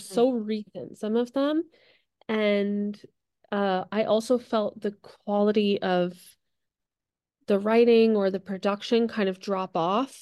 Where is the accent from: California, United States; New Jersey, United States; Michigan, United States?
New Jersey, United States; now in Los Angeles, United States; I grew up in New Jersey